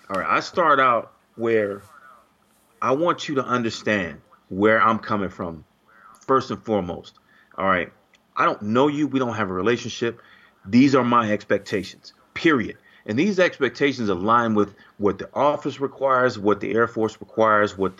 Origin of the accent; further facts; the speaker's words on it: Chicago, Illinois, United States; I came from the South Side of Chicago